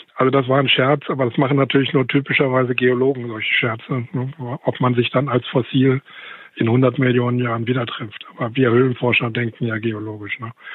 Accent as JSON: {"language": "German", "region": "West Germany", "country": "Germany", "said": "als Wessi"}